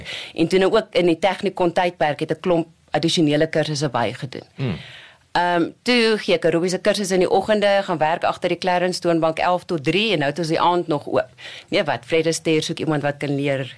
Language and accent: Afrikaans; Kimberley, Northern Cape, South Africa; moved away as an adult; also born or lived in Warrenton / Jan Kempdorp / Bloemfontein; toe gaan ons Kimberley toe